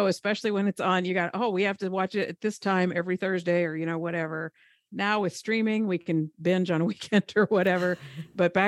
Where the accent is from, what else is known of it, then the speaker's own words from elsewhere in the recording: Seward, Nebraska, United States; now in Overland Park, United States; I am the youngest of four. I grew up in Seward, Nebraska